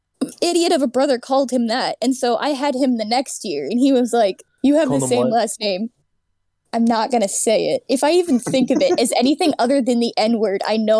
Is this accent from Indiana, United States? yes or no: no; Virginia, United States; moved away as an adult; now in California, United States; I grew up in Virginia. I moved to Cali recently.